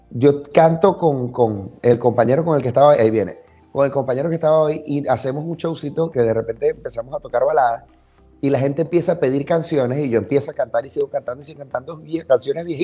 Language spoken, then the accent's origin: Spanish; Zulia, Venezuela; also born or lived in Maracaibo; de mi tierra, de donde yo mm. soy, del Zulia.